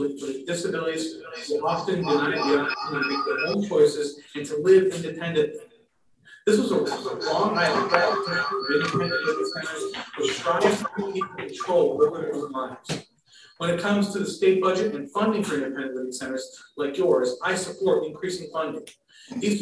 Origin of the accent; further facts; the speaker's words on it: Fredonia, New York, United States; I'm a native of Western New York. I grew up in Fredonia and graduated from Fredonia High School